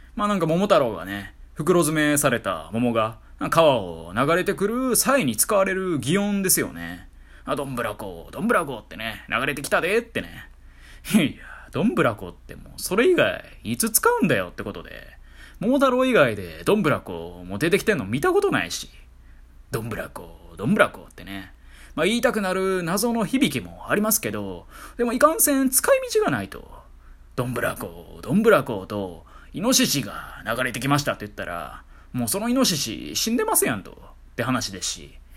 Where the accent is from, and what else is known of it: Kansai, Japan; accent: Kansai-ben; also born or lived in Kanto